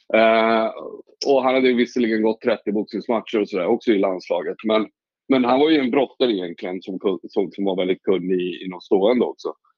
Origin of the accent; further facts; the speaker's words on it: Åkersberga, Stockholm County, Sweden; Jag är ju uppvuxen i Åkersberga, inte långt därifrån